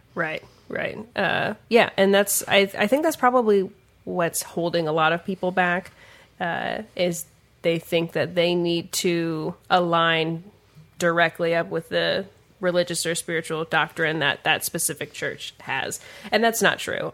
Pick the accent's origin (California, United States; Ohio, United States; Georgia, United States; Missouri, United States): Missouri, United States; Kansas City; now in Kansas City, Kansas, United States; I was born on the Missouri side